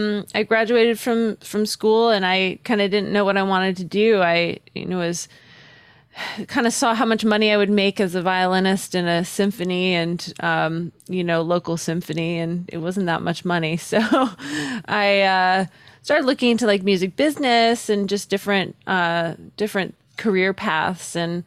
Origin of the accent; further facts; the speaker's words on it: Newport, Rhode Island, United States; I was living in the smallest state. Newport, Rhode Island is a very small little town. It's very quaint.